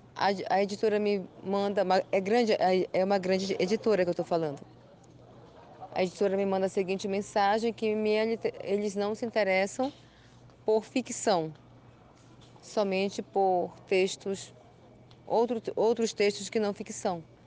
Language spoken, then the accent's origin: Portuguese; São Paulo de Olivença, Amazonas, Brazil; also born or lived in Belém do Solimões, Amazonas; nasci na aldeia Belém de Solimões, no Alto Solimões, Amazonas. Me criei é, em São Paulo de Olivença.